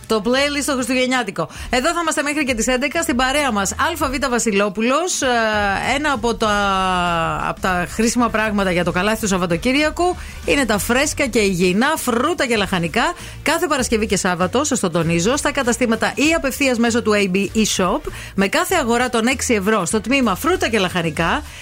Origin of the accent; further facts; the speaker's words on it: Katerini, Central Macedonia, Greece; moved away; Και γιορτάζει και η πατρίδα μου η ιδιαίτερη. Ε, είναι και αργία κιόλα στην Κατερίνη